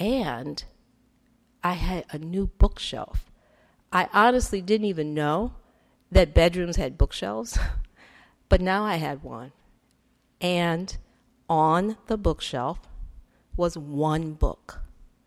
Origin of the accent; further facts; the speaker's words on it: Detroit, Michigan, United States; I grew up in Detroit